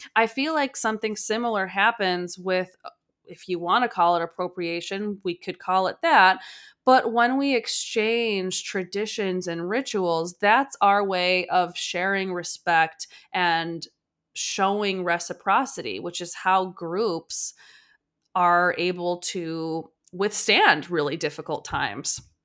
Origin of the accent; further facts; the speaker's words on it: Chicago, Illinois, United States; I'm from Chicago